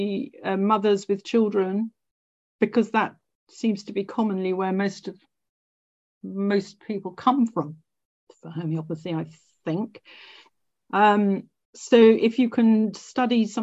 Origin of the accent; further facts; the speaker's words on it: Scotland, United Kingdom; I'm Scottish